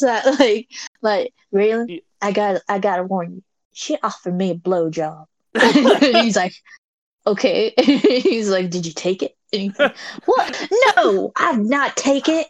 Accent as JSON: {"language": "English", "region": "California", "country": "United States", "said": "I'm I'm from California"}